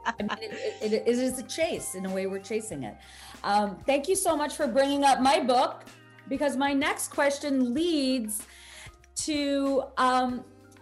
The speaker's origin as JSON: {"language": "English", "country": "Bangladesh", "tie": "born or raised there", "moved": "yes", "said": "I grew up in Bangladesh kind of watching American legal dramas."}